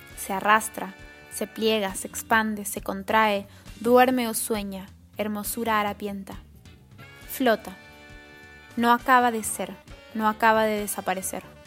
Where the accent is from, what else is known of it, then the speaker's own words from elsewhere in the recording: Mexico; now in Buenos Aires, Argentina; Soy mexicana y vivo en Buenos Aires, Argentina